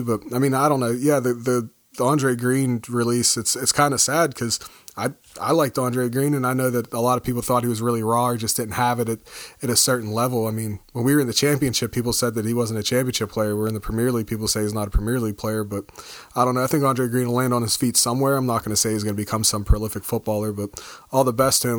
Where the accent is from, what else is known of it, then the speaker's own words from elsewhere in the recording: United States; being an American